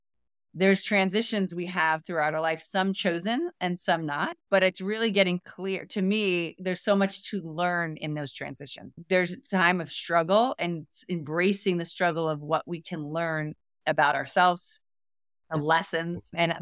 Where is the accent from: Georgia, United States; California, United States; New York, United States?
New York, United States; also born or lived in Florida; I've been in Florida all my life back and forth, but not living. I'm a mountain girl. I came from New York.